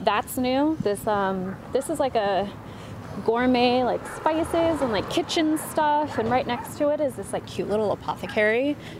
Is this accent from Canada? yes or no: no; Vallejo, California, United States; now in Bay Area, United States; We're in my hometown